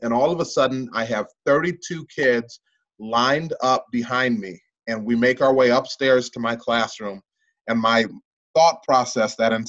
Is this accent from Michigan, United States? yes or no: no; DeKalb, Illinois, United States; I was born and raised in DeKalb, had gone pre-K through 12 in DeKalb.